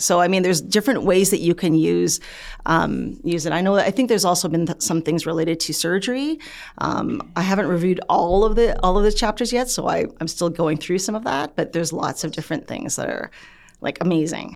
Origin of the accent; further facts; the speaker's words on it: Canada; I'm Canadian born. Um, my parents were, you know, came from the Philippines